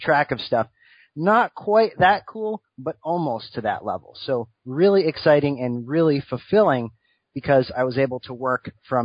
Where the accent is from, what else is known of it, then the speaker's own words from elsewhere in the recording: Rhode Island, United States; Originally, I'm from Rhode Island.